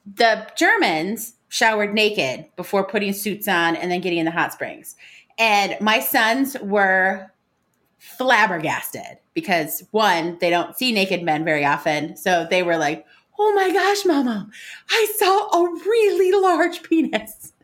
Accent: United States; me being American

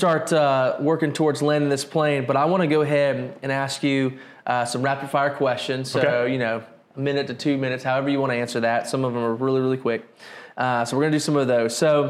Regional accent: Albany, Georgia, United States; now in Americus, United States; I come from Albany, and we're called Albanians.

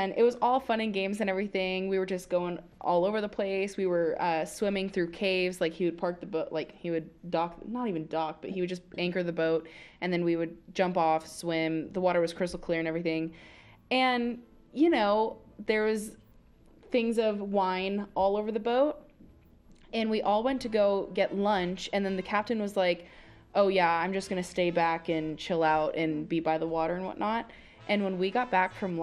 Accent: Long Beach, New York, United States; moved away; I'm from Long Beach, New York.

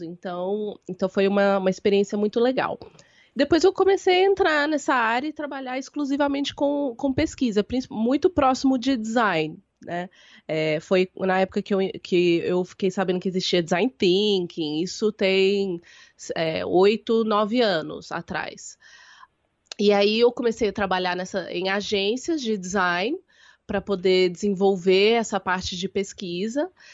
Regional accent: Belo Horizonte, Minas Gerais, Brazil; moved away as an adult; now in São Paulo, Brazil; Eu nasci em Belo Horizonte, então eu sou sua conterrânea. Nós, nós somos da mesma cidade. É, eu, então, eu sou de Belo Horizonte, eu moro em São Paulo tem mais ou menos 10 anos. É, vim para fazer faculdade

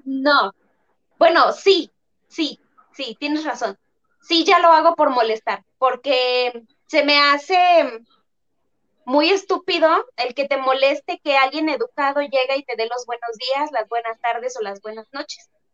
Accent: Tabasco, Mexico; now in Guadalajara, Mexico; nosotras vivimos aquí en, en Guadalajara, somos tabasqueñas

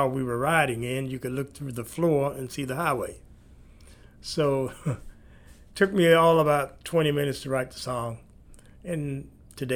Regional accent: Montgomery, West Virginia, United States; moved away as an adult; now in Hamilton, Canada; I was born in West Virginia, in a little coal mining town called Montgomery

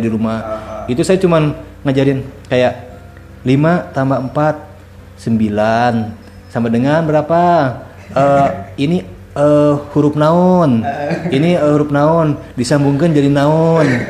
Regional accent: Bandung, West Java, Indonesia; moved away; also born or lived in Raja Ampat, Papua; aslinya dari Bandung

